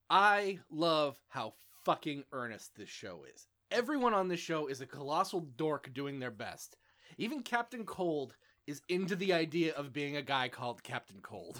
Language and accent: English; suburb of Vancouver, British Columbia, Canada; moved away; Smallville is basically set in my hometown